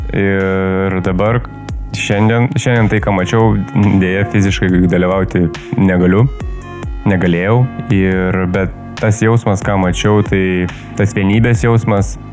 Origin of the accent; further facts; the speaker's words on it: Lithuania; mes lietuviai esame labai įdomus e, sutvėrimai.